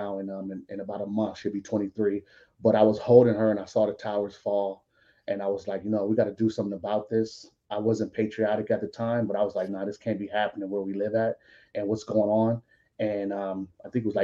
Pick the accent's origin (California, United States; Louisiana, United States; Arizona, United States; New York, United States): California, United States; Long Beach; moved away as an adult; grew up in California, around a lot of crazy stuff, you know, from Long Beach.